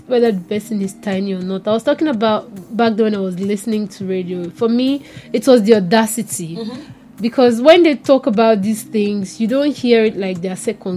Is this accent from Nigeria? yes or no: yes; Lagos, Nigeria; I do it mostly in Pidgin English because I'm from Ajegunle